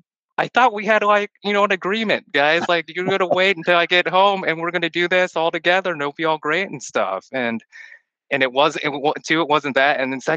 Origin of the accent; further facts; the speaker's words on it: Texas, United States; first language Chinese; moved away as an adult; also born or lived in Hong Kong; now in Michigan, United States; I came back when I was 6 or 7 to the U.S. So Chinese is my first language, but, you know, English is my primary and essentially my native language, right? And then grew up in Texas, went to UT Austin